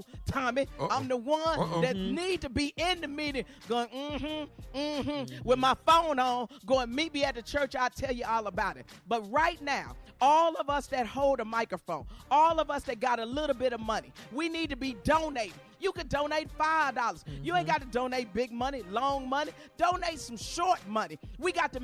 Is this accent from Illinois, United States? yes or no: yes; Chicago, Illinois, United States; I'm from Chicago. I'm raised in Chicago